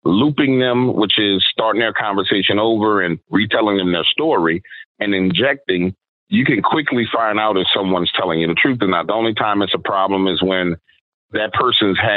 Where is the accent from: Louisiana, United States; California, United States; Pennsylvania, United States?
Louisiana, United States; New Orleans; I'm born and raised in New Orleans, Louisiana, but my neighborhood was pretty much the swamps, right? And it's New Orleans East